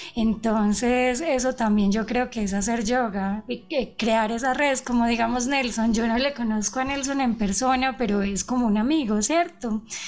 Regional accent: Colombia; moved away as an adult; now in Ecuador; yo soy colombiano, pero yo vivo hace siete años en el Ecuador

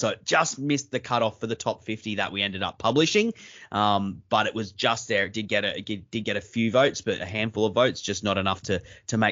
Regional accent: Australia; growing up in Australia

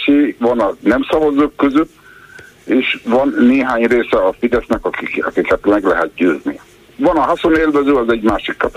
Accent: Hungary; ha én születtem magyarnak, azt nem lehet megszavazni, hogy nem vagyok magyar, vagy magyar vagyok.

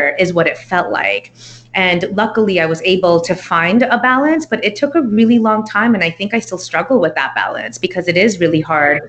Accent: Texas, United States; also born or lived in New York; I was raised here in Texas, moved to San Antonio, and I've kind of been all over the state

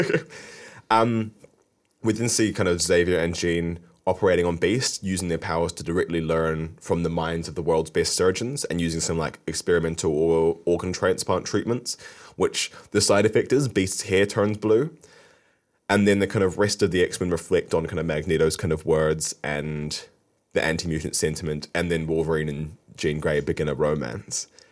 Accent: Wiltshire, South West England, United Kingdom; we lived in Wiltshire, so we live quite close to Salisbury Plain

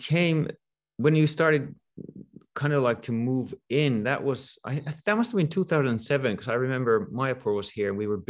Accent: Finland; moved away; I'm from Finland, right?

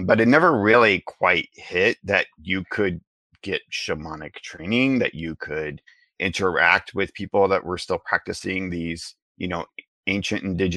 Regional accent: the Ozarks, United States; I was raised in the Ozarks. I was raised with kind of your traditional Midwestern Christian upbringing

